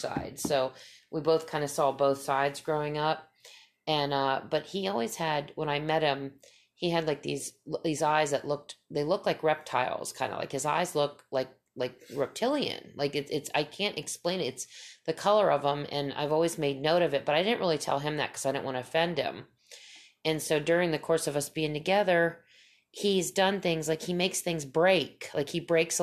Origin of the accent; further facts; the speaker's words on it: Pennsylvania, United States; I grew up in Pennsylvania